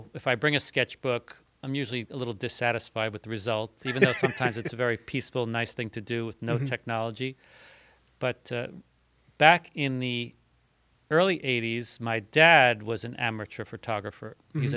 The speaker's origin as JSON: {"language": "English", "area": "Long Island", "region": "New York City", "country": "United States", "tie": "born or raised there", "moved": "as an adult", "lives_now": "Midwest, United States", "said": "I grew up on Long Island mm-hmm. and in New York City"}